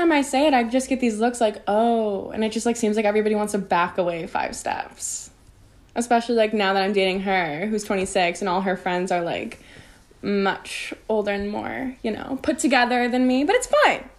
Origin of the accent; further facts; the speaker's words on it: Illinois, United States; now in Los Angeles, United States; No, I'm from Illinois.